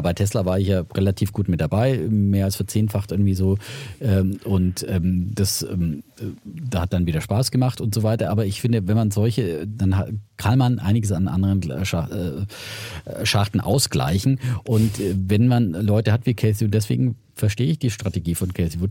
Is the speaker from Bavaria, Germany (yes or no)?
yes; Franconia, Bavaria, Germany; accent: Franconian